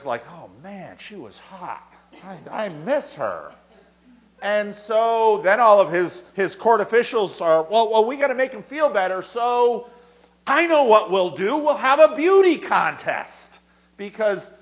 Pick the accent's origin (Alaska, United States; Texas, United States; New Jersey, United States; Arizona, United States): New Jersey, United States; I grew up in New Jersey